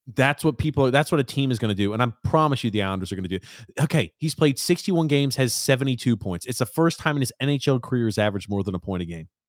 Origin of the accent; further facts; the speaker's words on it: United States; I'm from the States.